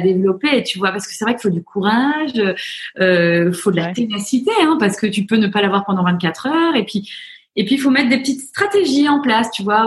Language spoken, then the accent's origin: French; France; accent: French; moved away as an adult; now in United States; mon accent, euh, au bout de deux minutes, on me dit Oh, you're so French